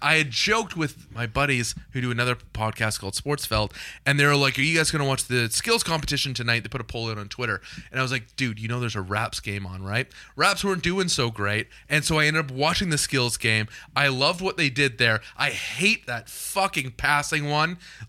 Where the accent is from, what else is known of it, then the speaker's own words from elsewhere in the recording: Holland Landing, Ontario, Canada; I grew up in Hull Landing, which is like the closest village